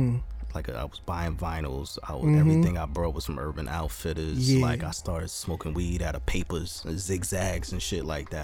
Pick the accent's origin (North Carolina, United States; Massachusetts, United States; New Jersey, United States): New Jersey, United States; Jersey City; we from Jersey City. We not from North. We not from Irvington.